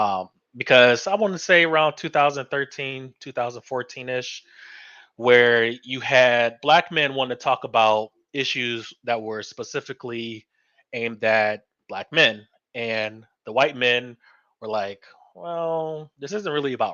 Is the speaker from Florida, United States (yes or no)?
yes; Florida, United States; I am born and raised in Florida